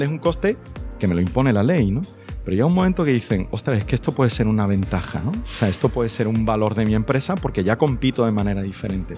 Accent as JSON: {"language": "Spanish", "town": "Jerez de la Frontera", "region": "Andalusia", "country": "Spain", "also_born_or_lived": "Granada", "said": "yo soy de Jerez"}